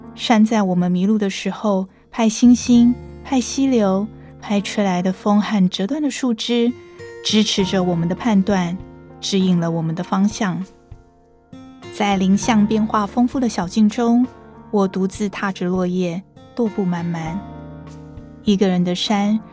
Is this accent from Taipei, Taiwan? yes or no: yes; Taipei, Taiwan; 我是台北人